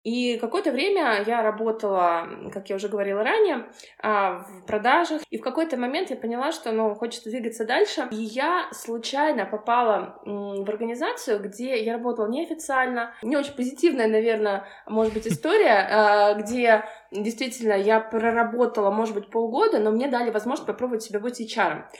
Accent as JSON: {"language": "Russian", "town": "Kursk", "region": "Kursk Oblast", "country": "Russia", "tie": "born or raised there", "moved": "as an adult", "lives_now": "Moscow, Russia", "said": "я вообще родом из Курска и переехала в Москву пять лет назад"}